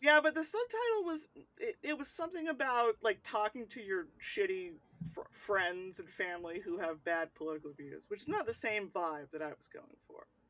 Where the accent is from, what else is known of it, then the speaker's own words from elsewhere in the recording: United States; I'll say the states